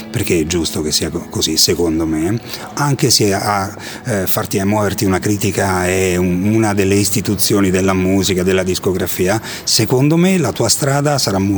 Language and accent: Italian; Rome, Lazio, Italy; moved away; Anch'io sono romano